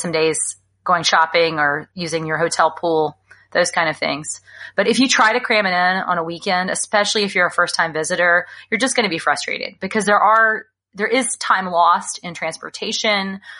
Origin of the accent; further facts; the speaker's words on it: Alabama, United States; now in California, United States; I grew up in Alabama